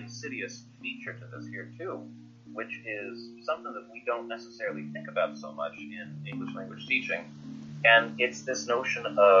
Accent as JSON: {"language": "English", "region": "Oregon", "country": "United States", "tie": "born or raised there", "said": "I'm from Oregon, on the west coast of the United States"}